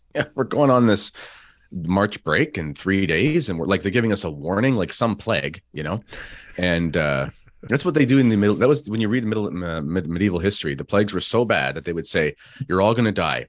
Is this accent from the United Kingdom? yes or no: no; Canada; as a Canadian